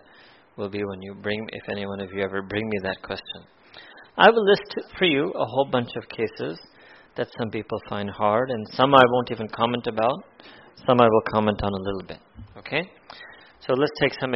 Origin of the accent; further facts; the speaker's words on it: United States; I grew up in America